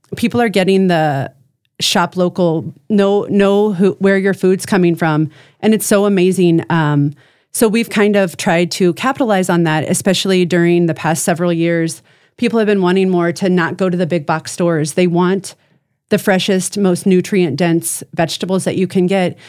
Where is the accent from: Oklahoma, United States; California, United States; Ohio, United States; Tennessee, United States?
Ohio, United States; moved away as an adult; also born or lived in Chicago, Illinois; now in Brandon, South Dakota, United States; I was born and raised in Ohio.